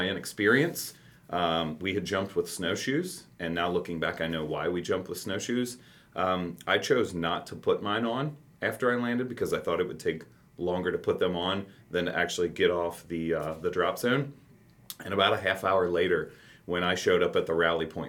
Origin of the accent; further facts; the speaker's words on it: Campbell County, Northern Kentucky, United States; also born or lived in Alaska / Texas; Northern Kentucky, born and raised in Campbell County